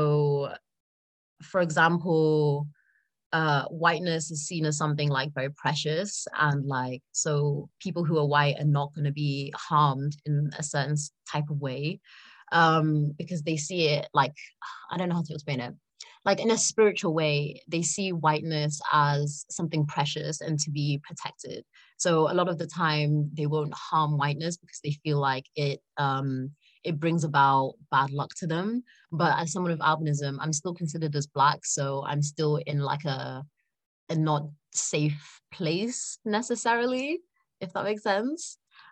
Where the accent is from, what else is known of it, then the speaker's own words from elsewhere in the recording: South Africa; So I'm South African. I was born there and I spent a lot of my childhood there.